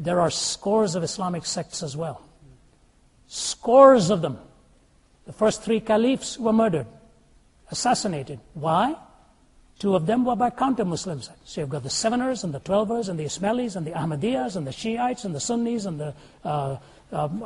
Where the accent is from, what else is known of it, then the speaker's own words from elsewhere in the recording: India; moved away; Born and raised in India